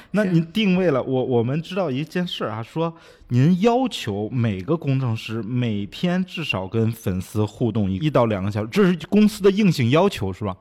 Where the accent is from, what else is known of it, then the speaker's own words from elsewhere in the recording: China; 其实我们中国人在做交互上也比它更优秀一点儿